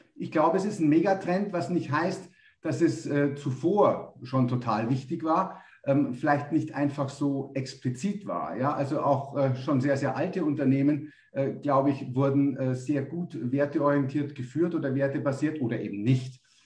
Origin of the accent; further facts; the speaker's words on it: Munich, Bavaria, Germany; moved away as an adult; now in Tenerife, Spain; ich komme ursprünglich aus München